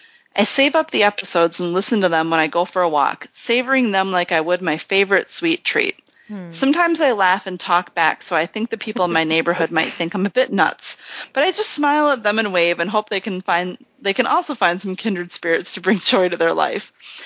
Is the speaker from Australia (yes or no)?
yes; Australia; Each time I say out loud, me, I'm here, I'm Australian, good day.